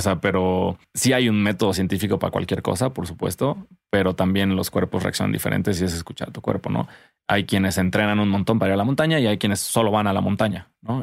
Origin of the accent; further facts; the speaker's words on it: Cuernavaca, Morelos, Mexico; also born or lived in Tlayacapan; crecí en Cuerna y todos tenemos, bueno, todos crecimos con jardines en Cuerna